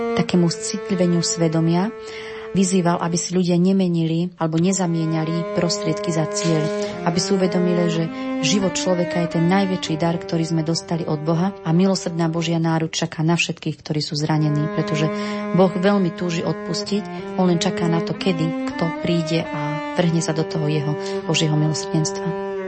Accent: Hontianske Trsťany, Nitra Region, Slovakia; v mojej rodnej obci, v obci, kde bývame vo farnosti Hontianskej Trstiany

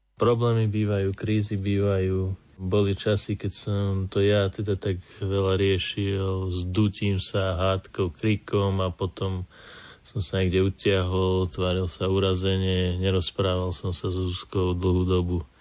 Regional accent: Kremnica, Banská Bystrica Region, Slovakia; sme z Kremnice

